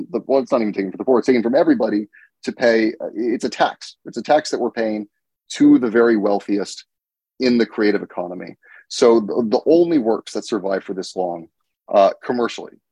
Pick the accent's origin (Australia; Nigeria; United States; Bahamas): United States; I'm from the United States